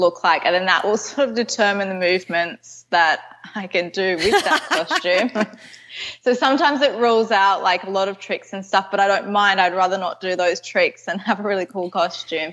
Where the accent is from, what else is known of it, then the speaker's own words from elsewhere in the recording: Canberra, Australian Capital Territory, Australia; I live in Canberra. It's sort of near Sydney. It's about like a 3.5 hour drive from Sydney. Okay. So I go to Sydney quite a bit, but yeah, I'm from Canberra.